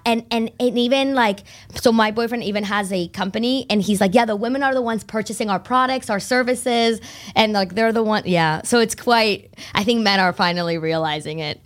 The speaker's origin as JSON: {"language": "English", "town": "Concord", "region": "Massachusetts", "country": "United States", "tie": "born or raised there", "also_born_or_lived": "Barcelona, Spain", "lives_now": "Boston, United States", "said": "I was born in Barcelona and uh, raised there until I was about nine, and then my family moved to Concord, Mass"}